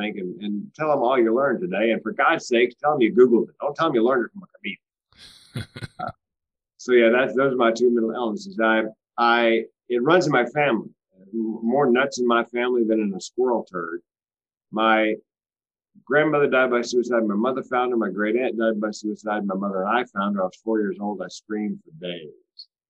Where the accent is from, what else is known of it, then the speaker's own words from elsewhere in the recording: Southeast, United States; I was raised in the Southeast